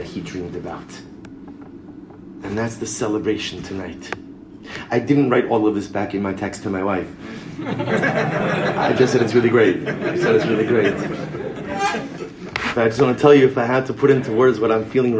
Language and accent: English; Baltimore, Maryland, United States; I'm from Baltimore